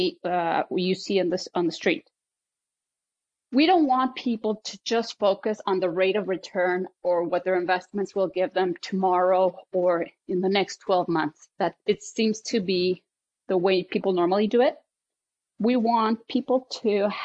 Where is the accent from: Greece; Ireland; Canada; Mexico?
Mexico; moved away; I was born in Mexico in a German family, and obviously was raised in a European way in Mexico.